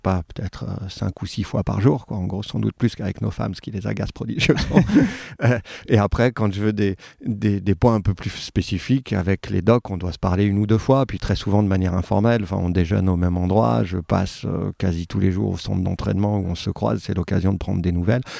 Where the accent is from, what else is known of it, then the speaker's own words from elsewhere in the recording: Saint-Étienne, Auvergne-Rhône-Alpes, France; also born or lived in Haute-Savoie; now in Lyon, France; j'ai grandi à Saint-Étienne, mais je suis né en Haute-Savoie